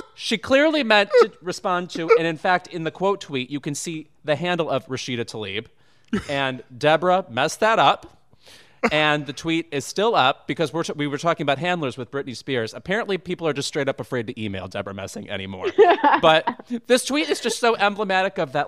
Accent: Midwest, United States; we're from the Midwest

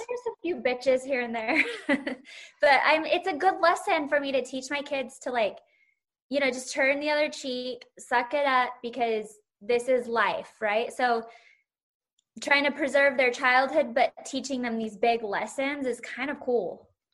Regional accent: Salt Lake City, Utah, United States; my hometown is now on the map of the Bravo world.

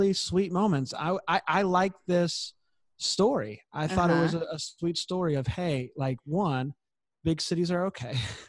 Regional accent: Florida, United States; I'm from Florida

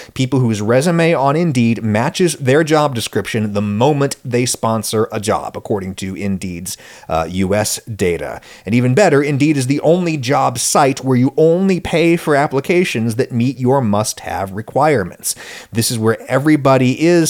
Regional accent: State College, Pennsylvania, United States; born or raised there

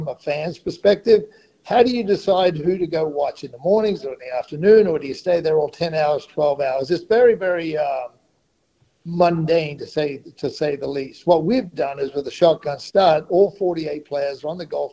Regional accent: Great Barrier Reef, Queensland, Australia; I grew up on the Great Barrier Reef

